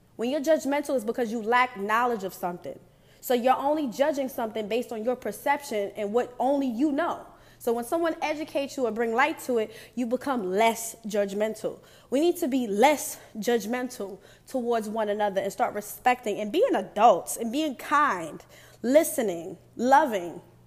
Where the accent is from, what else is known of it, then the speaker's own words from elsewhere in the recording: New York, United States; I'm from New York